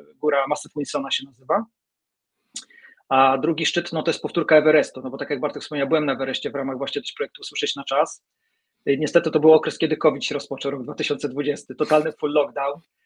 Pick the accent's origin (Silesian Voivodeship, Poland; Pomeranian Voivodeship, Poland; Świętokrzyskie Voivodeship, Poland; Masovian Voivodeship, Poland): Pomeranian Voivodeship, Poland; Gdańsk; jestem gdańszczaninem